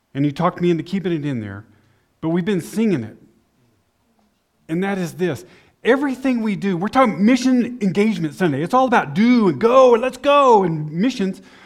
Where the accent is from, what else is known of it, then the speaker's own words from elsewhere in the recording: Amarillo, Texas, United States; moved away as an adult; also born or lived in El Paso, Texas; now in Austria; I grew up in Amarillo